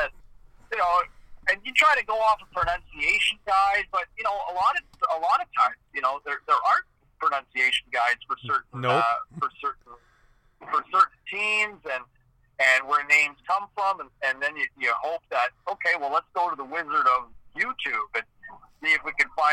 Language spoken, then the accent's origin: English; Ottawa, Ontario, Canada; somebody who grew up in Eastern Ontario and where there's a lot of French in addition to English